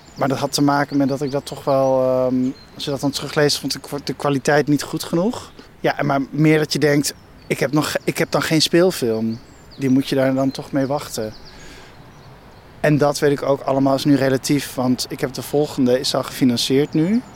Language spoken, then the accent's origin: Dutch; Ede, Gelderland, Netherlands; moved away as an adult; also born or lived in Arnhem / Amsterdam; now in Nigtevecht, Netherlands; ik kwam uit Ede. Eh, ik zat op een christelijke middelbare school en Ede is sowieso heel christelijk